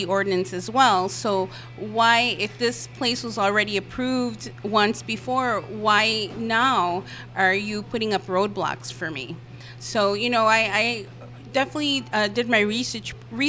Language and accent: English; Chicago, Illinois, United States; born and raised in Chicago